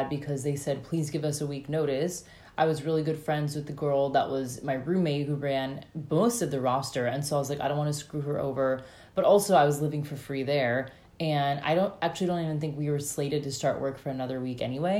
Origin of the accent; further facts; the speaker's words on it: United States; moved away as an adult; now in Australia; I'm American